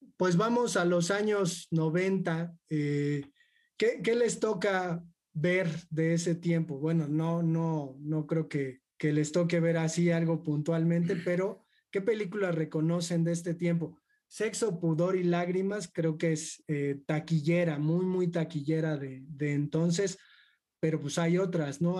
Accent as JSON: {"language": "Spanish", "country": "Mexico", "said": "somos nosotros los mexicanos"}